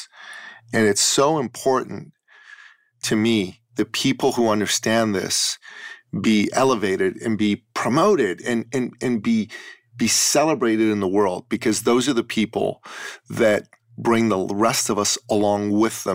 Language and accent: English; Iran; moved away; I was born in Iran and I grew up under, for a period of time, under the Islamic totalitarian government in Iran